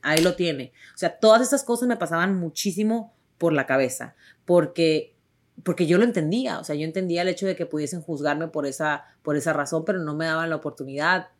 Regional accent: Tijuana, Baja California, Mexico; accent: ranchero; moved away as an adult; Yo nací en Tijuana, yo crecí en Tijuana

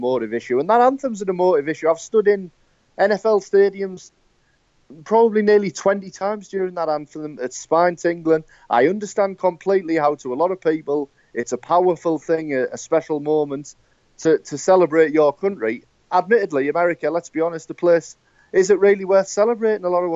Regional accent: United Kingdom; I'm British

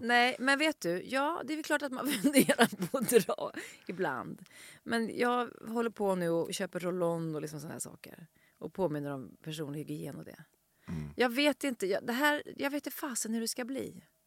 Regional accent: Stockholm, Stockholm County, Sweden; jag växte upp i Vårberg, som är en station bort, men, och gick i plugget här i Skärholmen

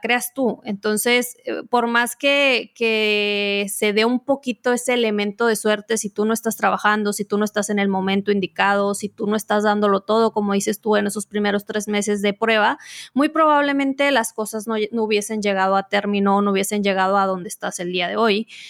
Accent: Mexico; como diríamos en México

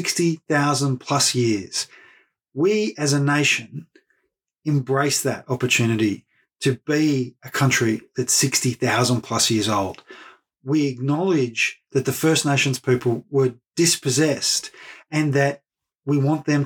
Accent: Australia; being Australian

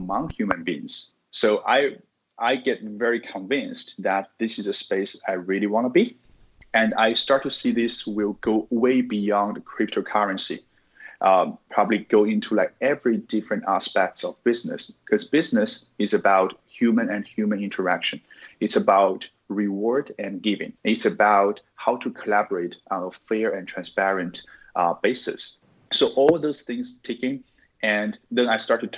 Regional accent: Sichuan, China; moved away as an adult; also born or lived in United States; now in Singapore; I'm originally from China, from Sichuan province. I'm now living in Singapore.

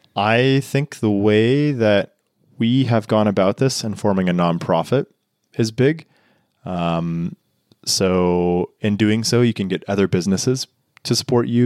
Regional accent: Texas, United States; moved away as an adult; now in Niseko, Japan; growing up in Texas

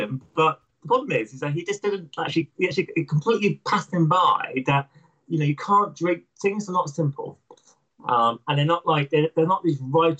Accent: United Kingdom; I am proud of being British and proud of my country and so forth.

